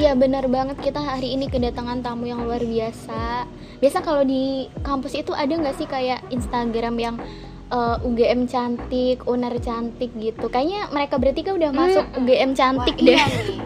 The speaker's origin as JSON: {"language": "Indonesian", "town": "Pasuruan", "region": "East Java", "country": "Indonesia", "also_born_or_lived": "Surabaya", "moved": "as an adult", "said": "aku dari Pasuruan yang kabupaten kecil banget di Jawa Timur"}